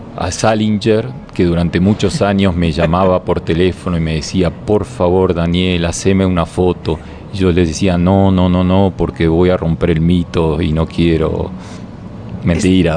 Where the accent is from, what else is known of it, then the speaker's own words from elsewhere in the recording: Argentina; yo soy argentino